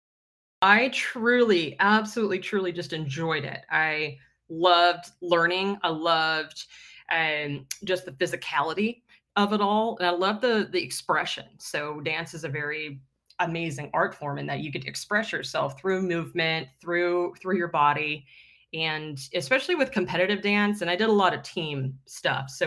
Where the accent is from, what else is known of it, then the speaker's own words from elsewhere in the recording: Fort Worth, Texas, United States; I grew up in Fort Worth, Texas, which is, it's not Dallas.